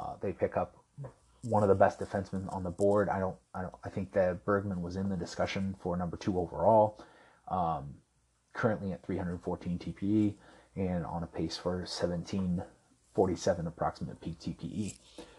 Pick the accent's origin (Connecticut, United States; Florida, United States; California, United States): California, United States; Anaheim; The next pick I love, obviously, because I'm from Anaheim